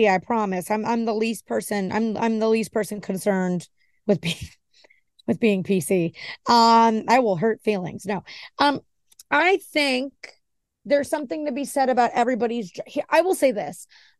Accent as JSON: {"language": "English", "region": "New York", "country": "United States", "said": "I'm an Italian from New York, so I relate to how he just is."}